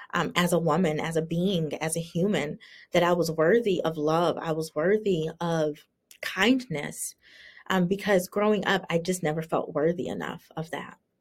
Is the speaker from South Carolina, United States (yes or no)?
yes; South Carolina, United States; moved away as an adult; also born or lived in Virginia; I remember moving to Virginia when, you know, I, was born and raised in South Carolina